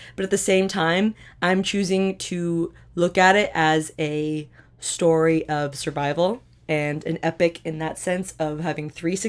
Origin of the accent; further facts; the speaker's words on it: Ottawa, Ontario, Canada; I was born in Ottawa.